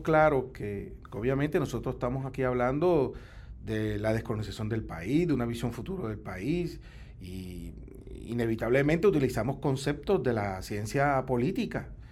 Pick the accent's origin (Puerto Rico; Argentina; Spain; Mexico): Puerto Rico